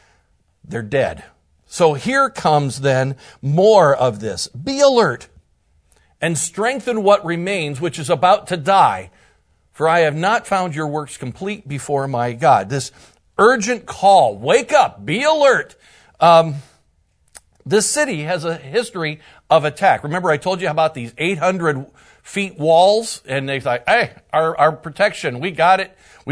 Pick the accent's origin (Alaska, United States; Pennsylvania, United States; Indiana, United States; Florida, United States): Indiana, United States; from Northern Indiana, one of the pastors, and it is just a joy to be here with you.